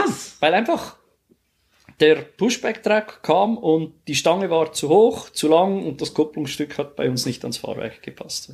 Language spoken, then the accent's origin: German; Switzerland; bei uns in der Schweiz